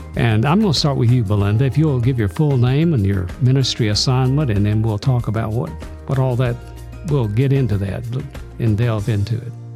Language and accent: English; Birmingham, Alabama, United States; also born or lived in Tuscaloosa; this little fellow growing up in Birmingham, Alabama